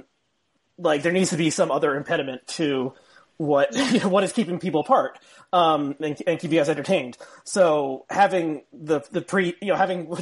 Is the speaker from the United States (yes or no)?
yes; South Orange, New Jersey, United States; I grew up in South Orange, which is on the eastern part, bordering Newark